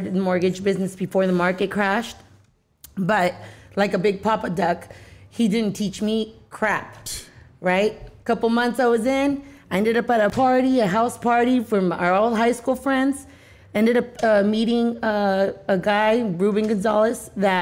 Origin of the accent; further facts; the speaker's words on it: San Diego, California, United States; I'm from San Diego, California, born and raised